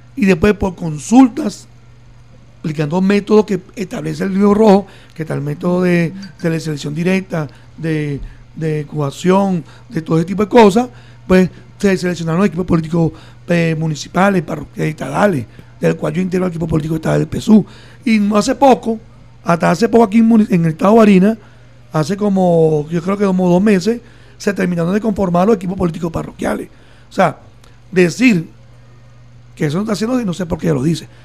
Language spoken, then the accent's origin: Spanish; Venezuela; como venezolanos, venezolanas